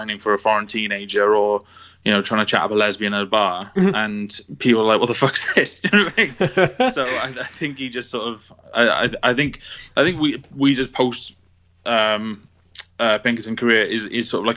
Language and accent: English; Cardiff, Wales, United Kingdom; I grew up in Cardiff in the early 2000s